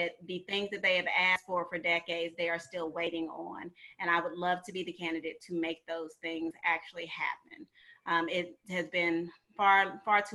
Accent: St. Louis, Missouri, United States; moved away as an adult; also born or lived in Atlanta, Georgia; I was born and raised in St. Louis, Missouri.

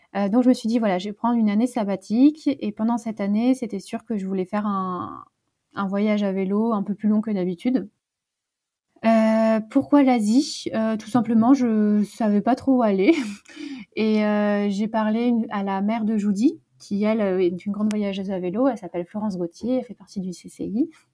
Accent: Paris, Île-de-France, France; j'habite à Paris. Euh, d'ailleurs, je suis née à Paris, donc une vraie Parisienne.

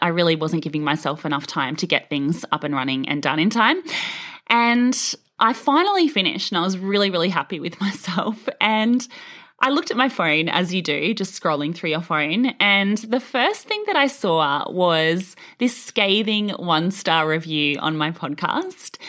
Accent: Australia; as an Australian

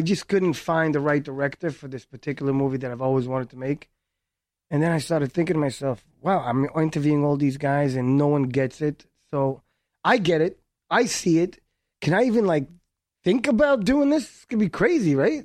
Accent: New York, United States; also born or lived in Israel / Miami; I was born in Israel. Uh, in age nine, I moved to, uh, New York to Brooklyn

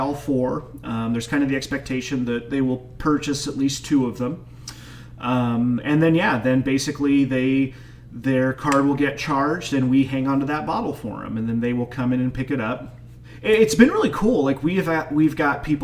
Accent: Dodge City, Kansas, United States; moved away as an adult; now in Frederick, United States; my hometown of Dodge City, Kansas

